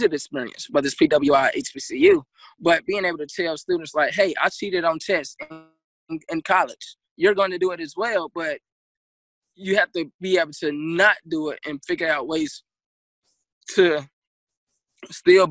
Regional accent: Charlotte, North Carolina, United States; moved away as an adult; now in Miami, United States; I'm from Charlotte.

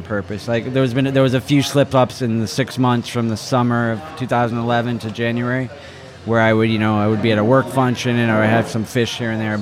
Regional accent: Falmouth, Massachusetts, United States; moved away as an adult; also born or lived in Hawaii; now in Miami, United States; I grew up in Falmouth, Massachusetts, which is in Cape Cod

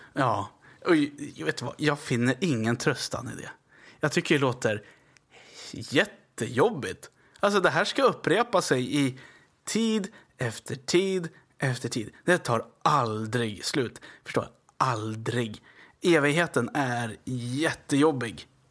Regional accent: Västerås, Västmanland, Sweden; Jag är från Västerås, det är ju västra Aros då.

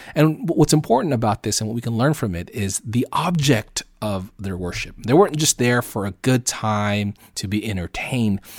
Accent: Southern California, United States; also born or lived in Oceanside; living out here in America and where I'm from, Southern California

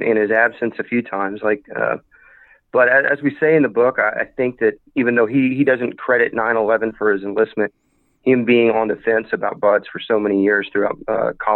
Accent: El Dorado, Arkansas, United States; we had this really awesome house in South Arkansas, just outside of a small town called El Dorado

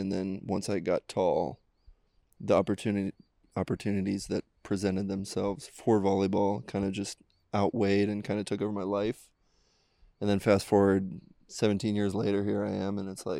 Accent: Cincinnati, Ohio, United States; I grew up in Cincinnati.

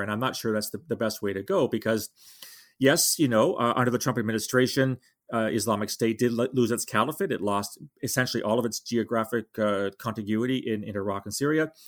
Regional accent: Canada; speaking as a Canadian

